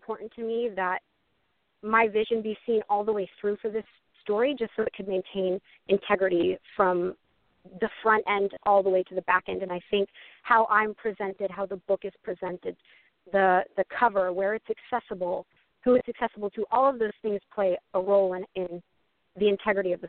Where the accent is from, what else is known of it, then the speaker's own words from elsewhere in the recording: just north of Houston, Texas, United States; moved away; also born or lived in Vermont / New York / upstate New York / Oklahoma; moved down to Texas to just north of Houston, and that's pretty much where I grew up from, like, second grade all the way through high school